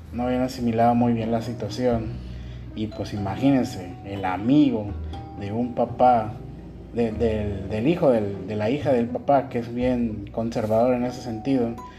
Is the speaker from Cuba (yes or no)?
no; Mexico; moved away as an adult; now in Ecuador; yo vengo de México